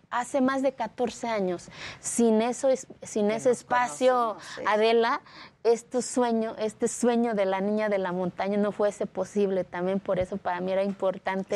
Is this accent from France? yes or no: no; Mexico; Spanish is a second language; moved away; also born or lived in Mexico City; hace 14 años mi pueblo no existía en el mapa de este país